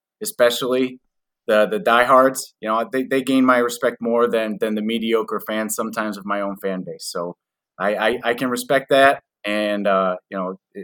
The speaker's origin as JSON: {"language": "English", "town": "Detroit", "region": "Michigan", "country": "United States", "tie": "born or raised there", "said": "I grew up in Metro Detroit, grew up a Michigan fan"}